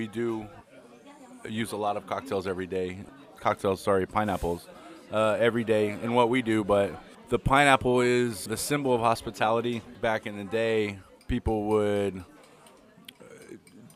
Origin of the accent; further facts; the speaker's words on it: Southern California, United States; moved away as an adult; also born or lived in Nevada; now in France; I'm from Southern California.